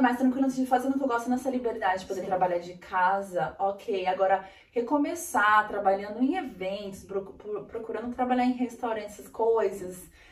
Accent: Brazil; moved away as an adult; now in Australia; no Brasil eu tive aula de espanhol na escola

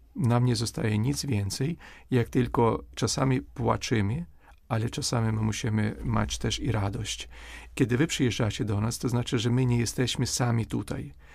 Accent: Ukraine; Polish is a second language; my odczuwamy jako Ukraińcy

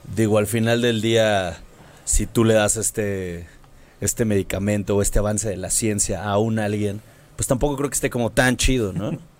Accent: Mexico City, Mexico; nosotros somos chilangos

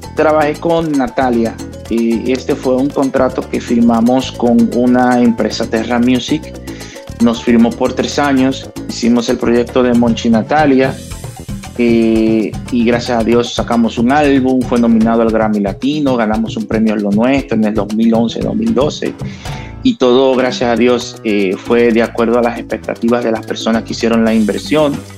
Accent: La Romana, Dominican Republic; me fui a, a mi pueblo, a La Romana

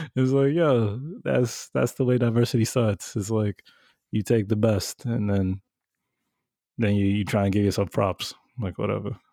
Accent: New York, United States; we grew up in New York

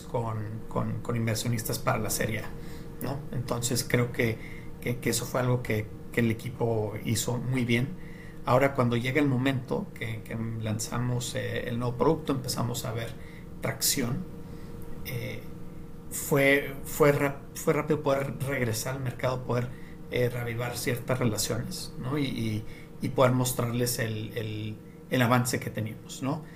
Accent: Mexico; moved away; also born or lived in New York / United States; porque no hablaba el lenguaje o por ser mexicano

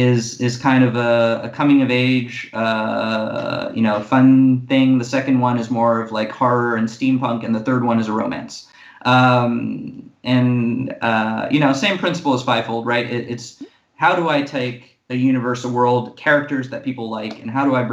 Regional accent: Monaco; part of the bad side of being the only child and growing up in Monaco and then joining the Marine Corps

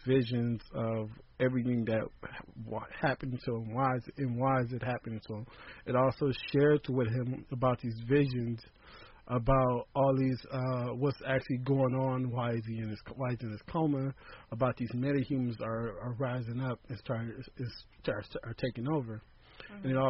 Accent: Compton, California, United States; growing up in Compton

